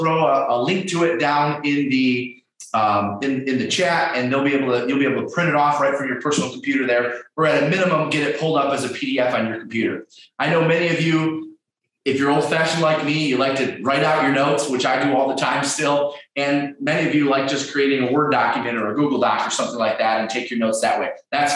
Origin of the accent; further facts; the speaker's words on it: Detroit, Michigan, United States; I'm from Detroit, Michigan